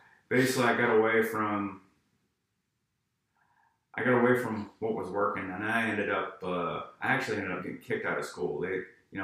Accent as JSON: {"language": "English", "town": "East Millinocket", "region": "Maine", "country": "United States", "tie": "born or raised there", "said": "I grew up in a little town called East Millinocket, Maine."}